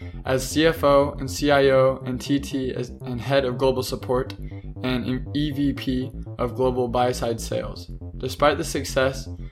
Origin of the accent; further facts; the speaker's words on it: Kansas, United States; we're both from Kansas